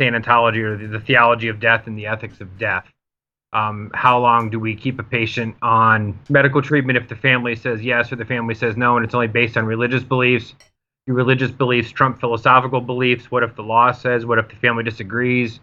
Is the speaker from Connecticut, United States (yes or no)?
yes; Connecticut, United States; now in Ohio, United States; I'm originally from Connecticut. Now I reside in Ohio